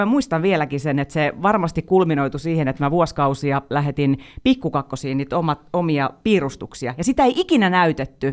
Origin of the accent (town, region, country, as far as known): Pori, Satakunta, Finland; born or raised there